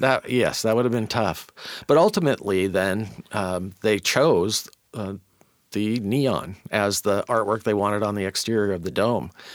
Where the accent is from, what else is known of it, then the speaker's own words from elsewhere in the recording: Auburn, Washington, United States; also born or lived in Tacoma; I grew up in Auburn and then, uh, went to P L U and never left.